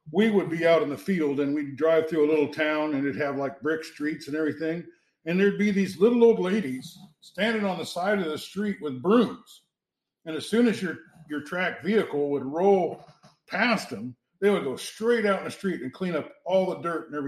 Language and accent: English; United States; back then, being American was a big plus.